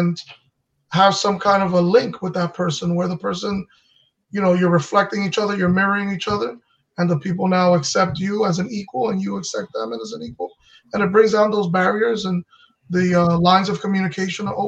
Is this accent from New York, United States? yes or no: yes; New York, United States; moved away as an adult; now in New Jersey, United States; I grew up in the Heights, but I'm in Jersey now